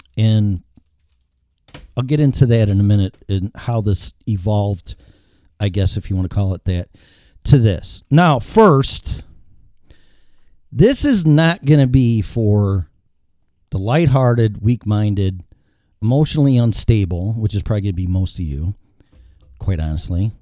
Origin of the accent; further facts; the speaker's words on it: Chicago, Illinois, United States; Fifty-three years in Chicago